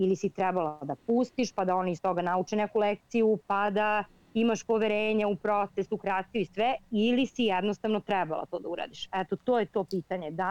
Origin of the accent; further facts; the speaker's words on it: Serbia; Ja sam iz Srbije